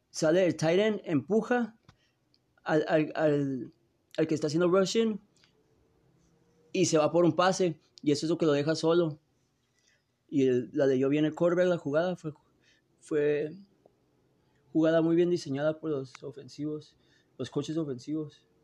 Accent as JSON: {"language": "Spanish", "town": "Tijuana", "region": "Baja California", "country": "Mexico", "tie": "born or raised there", "said": "Ah, yo soy de Frontera, San Diego, Tijuana. Eh, son de donde yo me crié y donde yo ahorita me encuentro."}